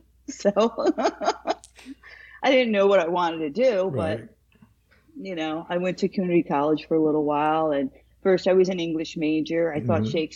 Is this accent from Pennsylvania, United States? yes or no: no; Princeton, New Jersey, United States; Since high school, since we're from the Princeton area